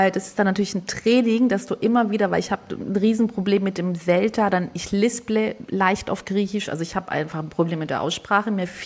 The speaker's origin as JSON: {"language": "German", "region": "Southern Germany", "country": "Germany", "tie": "born or raised there", "lives_now": "Hamburg, Germany", "said": "Äh, also ich bin es ja nicht, weil ich bin in Süddeutschland groß geworden. Und jeder hier in Hamburg hört es sofort oder die meisten, obwohl ich schon seit 20 Jahren hier bin."}